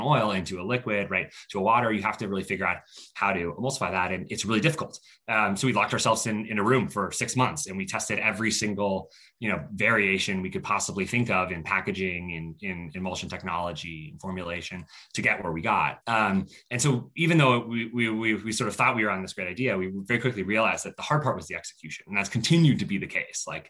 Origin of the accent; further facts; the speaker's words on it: Colorado, United States; moved away; also born or lived in Stanford, California; I grew up in Colorado